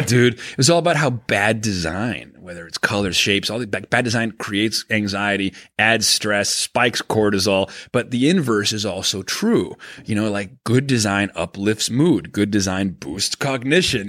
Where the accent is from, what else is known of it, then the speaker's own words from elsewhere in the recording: Venezuela; moved away; I grew up in Venezuela